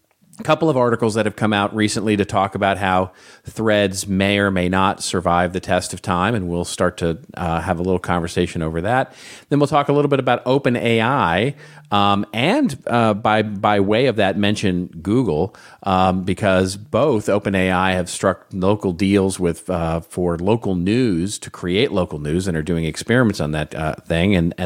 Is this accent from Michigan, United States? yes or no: no; Texas, United States; Country music has been a passion of mine since I grew up in Texas.